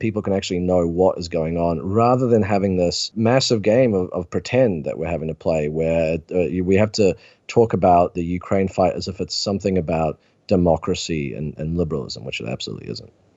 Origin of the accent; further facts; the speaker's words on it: New Zealand; my home country of New Zealand